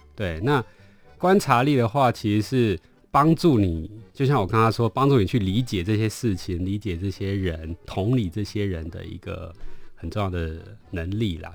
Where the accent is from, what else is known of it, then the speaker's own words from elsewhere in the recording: Taiwan; 他们跟我们台湾这边遥遥相望